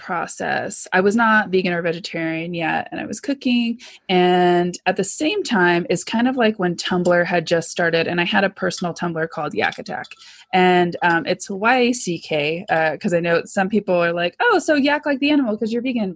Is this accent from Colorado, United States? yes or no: no; Southern California, United States; I grew up in Southern California